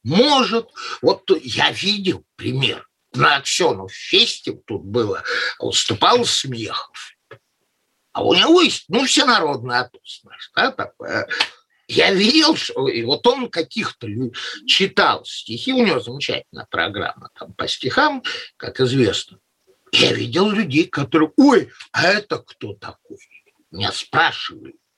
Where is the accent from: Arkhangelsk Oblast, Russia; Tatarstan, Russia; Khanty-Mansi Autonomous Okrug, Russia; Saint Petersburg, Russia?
Saint Petersburg, Russia; moved away; Я тоже, как питерец, бывших питерцев не бывает